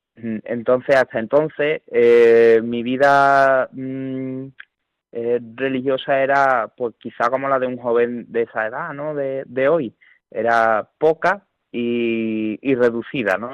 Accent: Seville, Andalusia, Spain; en mi pueblo hay dos parroquias, está San José y está Santa María Madre de Dios

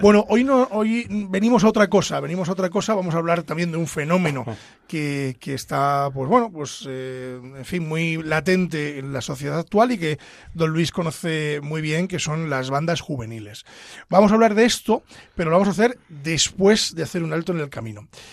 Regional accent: Pedro Bernardo, Castile and León, Spain; mi pueblo Pedro Bernardo

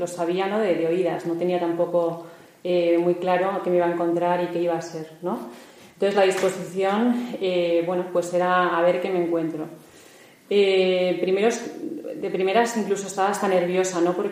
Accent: Madrid, Community of Madrid, Spain; Eh, soy de Madrid, vivo en Madrid

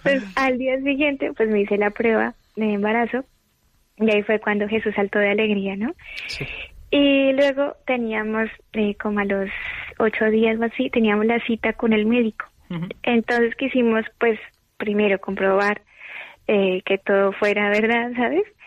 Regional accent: Colombia; now in Madrid, Spain; yo soy de Colombia

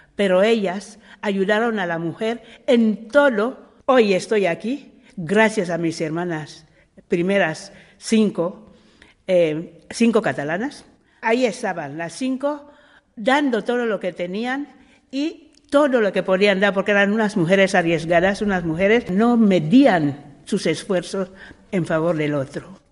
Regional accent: Equatorial Guinea; moved away; also born or lived in Spain; yo soy guineana

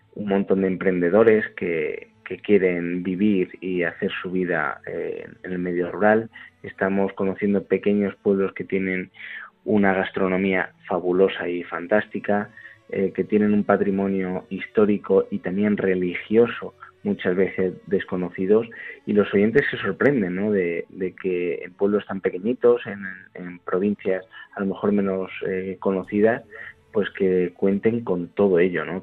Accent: El Arenal, Castile and León, Spain; yo soy de la provincia de Ávila, del, Arenal, en la zona de Valle del Tietar

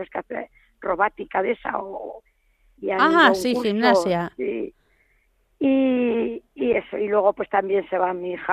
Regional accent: Zaragoza, Aragon, Spain; que como yo también soy, de Zaragoza

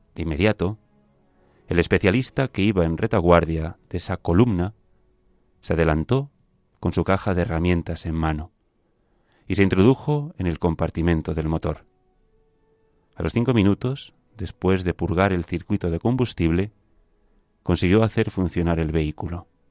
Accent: Galicia, Spain; now in Madrid, Spain; yo la definición de siempre, gallego

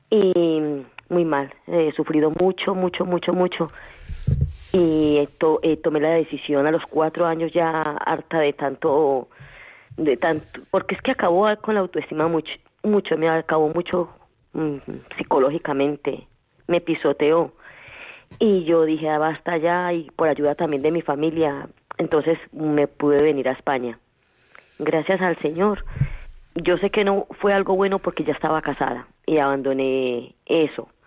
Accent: Colombia; pero yo no soy de acá, yo entonces en mi país, pues eh, eso era ya no estaba tan joven. ¿De dónde es, dice? Ah, de Colombia.

